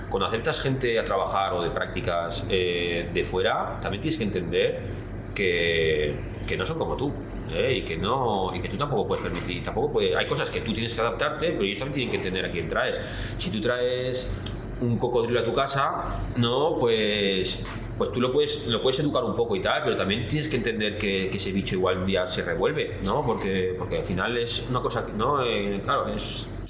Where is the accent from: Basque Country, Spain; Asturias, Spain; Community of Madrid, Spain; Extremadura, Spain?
Basque Country, Spain; la cultura es lo que pasa que también yo soy, vasco, entonces claro, entre vascos y japoneses, ¿sabes?